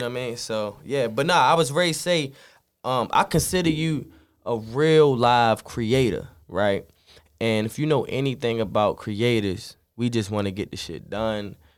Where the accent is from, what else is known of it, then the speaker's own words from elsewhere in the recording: Baltimore, Maryland, United States; we right in the fucking middle